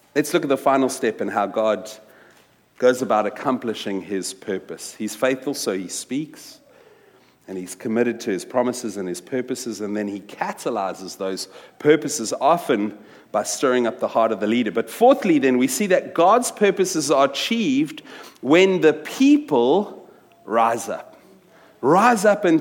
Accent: Wellington, Western Cape, South Africa; moved away as an adult; also born or lived in New York; I grew up in South Africa, in a little town from when I was 10 to when I finished matric, a little Afrikaans town called Wellington

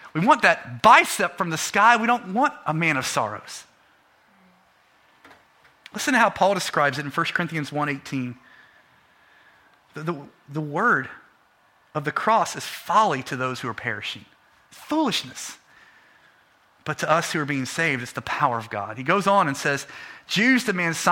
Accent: United States; we're American

